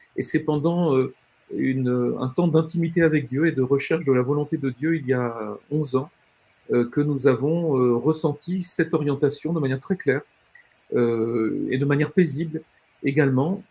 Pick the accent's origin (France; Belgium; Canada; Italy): France; nous, en tant que Français